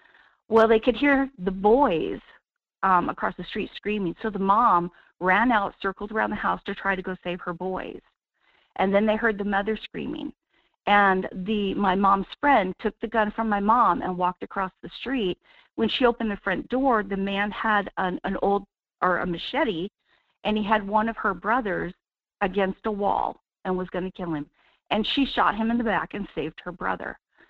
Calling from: Wasilla, Alaska, United States; Good morning, Michael. … in Wasilla.

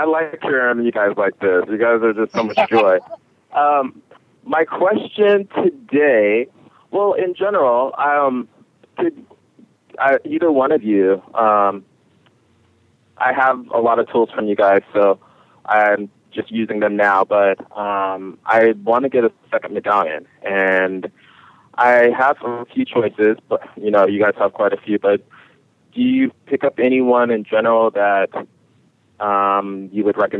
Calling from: Berkeley, California, United States; I'm calling from Berkeley, California.

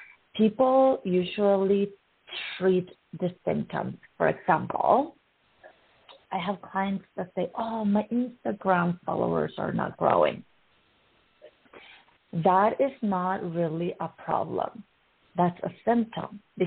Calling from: Edmonton, Alberta, Canada; I'm calling from Edmonton. I'm in my home base, Southwest, and we are in the western side of the Edmonton City.

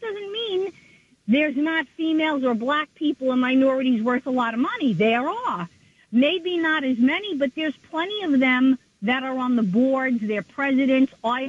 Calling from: Long Island, New York, United States

